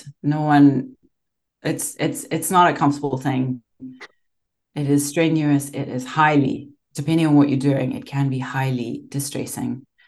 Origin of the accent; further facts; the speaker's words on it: Zimbabwe; moved away; growing up in Zimbabwe